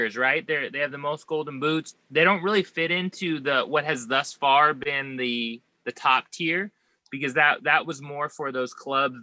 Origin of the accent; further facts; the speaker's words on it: United States; as an American